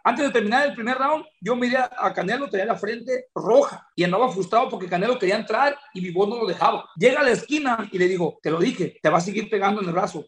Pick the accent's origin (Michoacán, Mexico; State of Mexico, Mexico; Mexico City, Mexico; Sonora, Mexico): Michoacán, Mexico; Jiquilpan; moved away; Jiquilpa, Michoacán, mi tierra, ahí nací